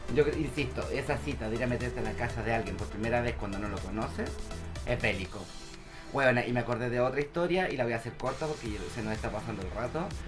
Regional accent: Santiago, Santiago Metropolitan Region, Chile; nosotros somos de Santiago

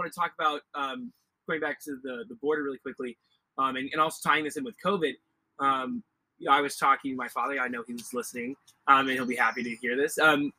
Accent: Arizona, United States; I'm from Arizona. I didn't grow up right next to the border

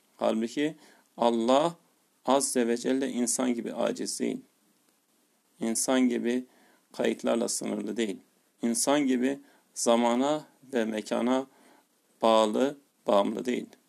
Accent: Tarsus, Mersin, Turkey; Yarı memleketim olan Tarsus'ta

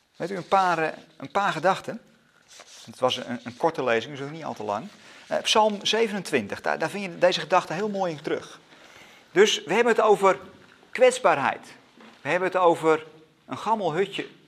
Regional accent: Netherlands; als Nederlanders

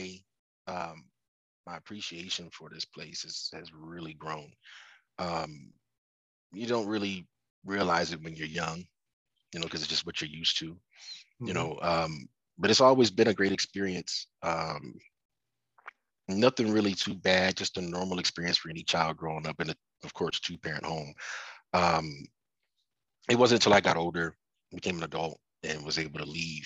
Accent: Denver, Colorado, United States; born or raised there; moved away as an adult; also born or lived in Baltimore, Maryland

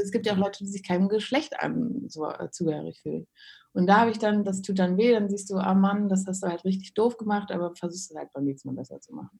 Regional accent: Krefeld, North Rhine-Westphalia, Germany; Ich ja, komme ja daher vom Niederrhein. Aber, Echt? Ja. Ähm, ich bin in Krefeld zur Schule gegangen.

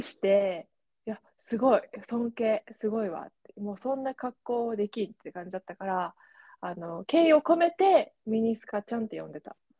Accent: Japan; first language Japanese; moved away; 私が、あ、ね、日本人

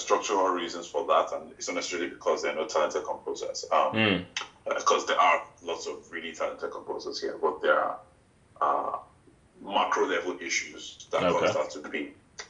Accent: Benin City, Edo, Nigeria; also born or lived in Abuja, Nigeria / Mauritius; now in Lagos, Nigeria; So I was born in Benin City, in Edo State, the south.

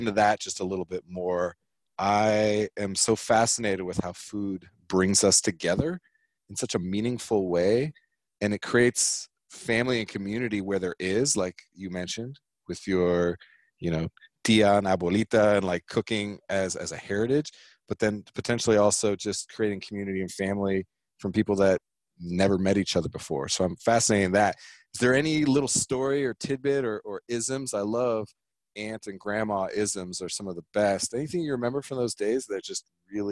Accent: California, United States; now in Colorado, United States; Being from California

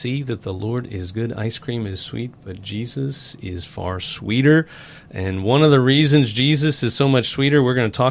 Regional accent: New York, United States; now in Slidell, United States; I'm from New York originally

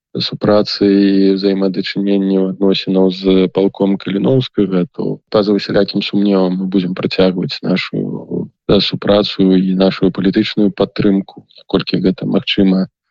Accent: Belarus; мы беларусы

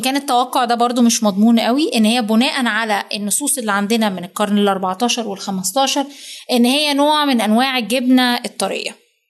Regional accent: Egypt; عندنا في مصر

